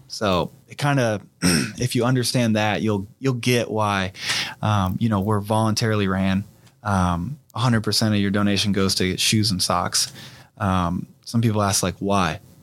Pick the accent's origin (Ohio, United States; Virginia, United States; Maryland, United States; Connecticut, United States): Ohio, United States; Fairborn; I'm from Fairborn, Ohio